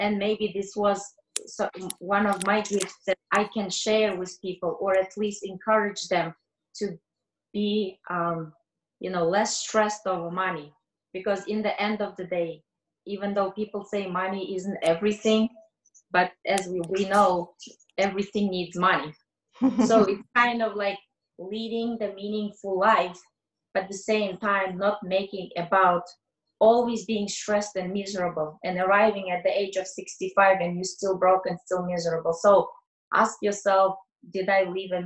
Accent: Kazakhstan; moved away; I am originally from Kazakhstan.

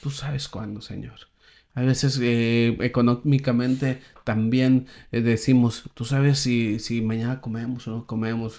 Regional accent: Saltillo, Coahuila, Mexico; moved away as an adult; also born or lived in Palaúm (unclear, where he has lived 13 years); Yo soy de Saltillo

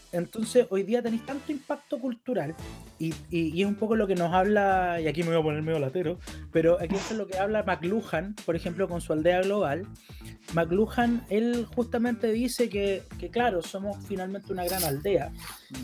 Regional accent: Chile; soy chileno

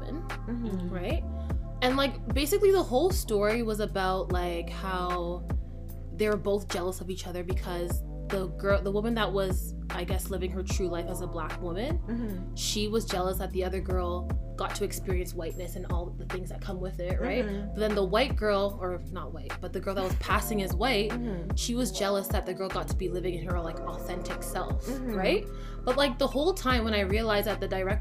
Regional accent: Canada; I'm Canadian.

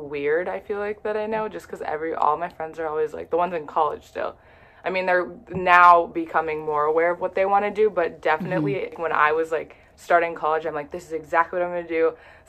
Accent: Minneapolis area, Minnesota, United States; also born or lived in Fargo; I'm from Minnesota, like Minneapolis area, 20 minutes away from Minneapolis, so not Minneapolis. I go to school in Fargo.

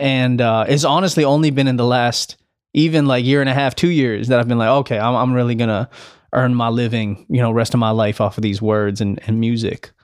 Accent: Delaware, United States; moved away as an adult; also born or lived in Highland Park, Illinois / Los Angeles, California; Grew up in Delaware, though. I spent my most formative years from, from, like, six to eighteen

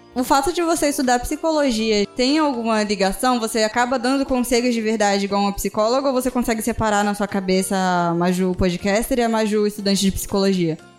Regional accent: Alagoas, Brazil; now in Cuiabá, Brazil; eu sou alagoana e eu moro em Cuiabá. E aí, quando eu era mais nova, eu sofri bullying por causa do meu sotaque

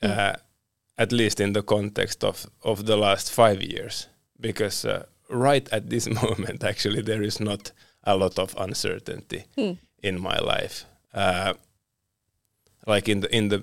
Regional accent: Finland; also born or lived in Sweden

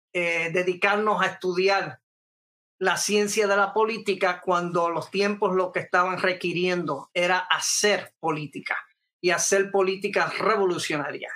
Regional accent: Puerto Rico; also born or lived in New York City, United States (born); yo estuve entre miles de jóvenes puertorriqueños

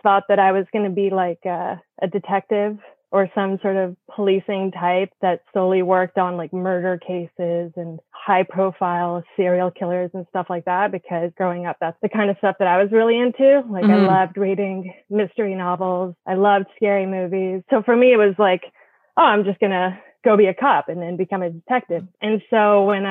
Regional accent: Winnipeg, Manitoba, Canada; English is a second language; also born or lived in Sarajevo, Bosnia and Herzegovina / London, England; born in Sarajevo, moved to London, England, spent a couple of years there. That's where I learned English and went to school. And then in 92, I moved to Canada. Winnipeg, Manitoba.

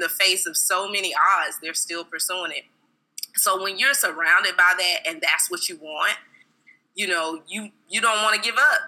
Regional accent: South Carolina, United States; moved away as an adult; now in Atlanta, United States; am actually from South Carolina. Okay. And I reside in Atlanta, Georgia.

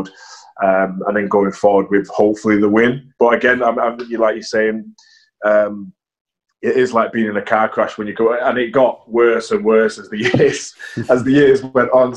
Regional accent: Warrington, North West England, United Kingdom; also born or lived in Manchester; I was born in Manchester, but then moved to Warrington as a 4-year-old

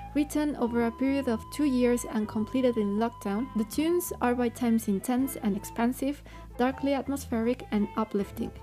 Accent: Mexico; I'm from Mexico

